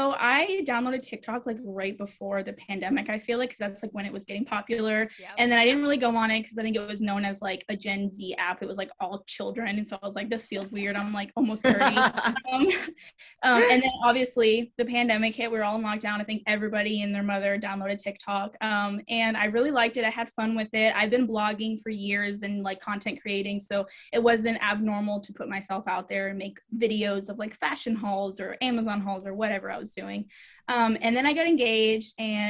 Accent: Rhode Island, United States; also born or lived in Germany / Georgia, United States; So I actually grew up an Army brat. So I am technically from Rhode Island. I have a lot of family there still. I grew up moving around everywhere, Germany, all over the States. But I call Georgia home because I was there the longest.

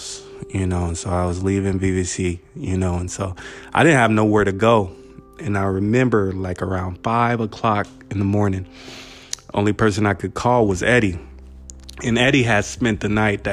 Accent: Buena Park, California, United States; my part B of growing up in Buena Park

